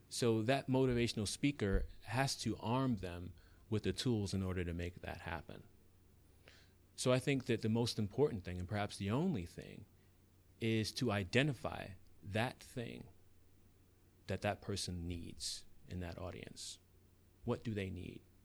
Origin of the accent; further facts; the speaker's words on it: New York City, New York, United States; that kid growing up in the South Bronx, um, who didn't have anything